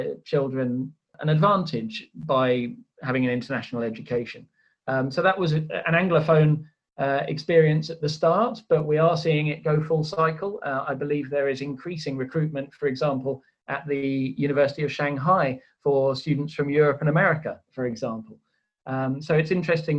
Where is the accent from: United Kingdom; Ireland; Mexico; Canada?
United Kingdom; I'm sitting here as a Brit. I'm also half Swedish